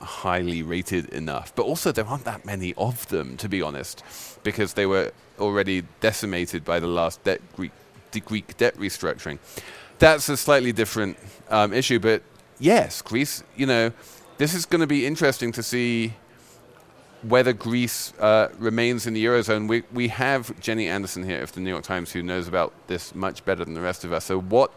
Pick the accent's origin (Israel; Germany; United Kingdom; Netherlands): United Kingdom; England; I'm English